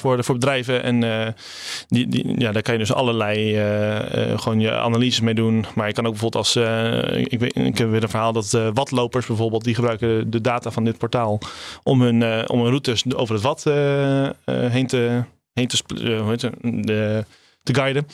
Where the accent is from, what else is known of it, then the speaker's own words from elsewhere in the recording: Rotterdam, South Holland, Netherlands; bij ons in Rotterdam